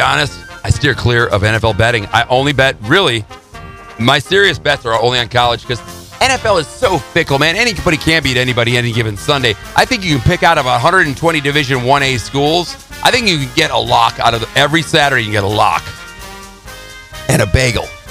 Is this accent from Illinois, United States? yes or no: yes; Chicago, Illinois, United States; growing up in Chicago